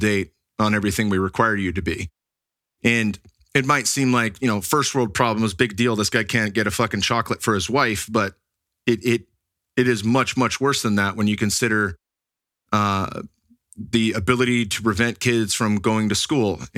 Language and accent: English; Silicon Valley, California, United States; moved away; where I grew up in the Silicon Valley